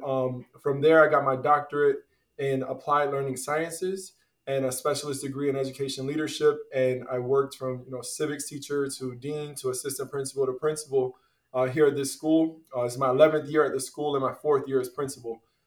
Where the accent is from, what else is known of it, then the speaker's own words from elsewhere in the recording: Tampa, Florida, United States; now in Aventura, United States; I grew up in Tampa, Florida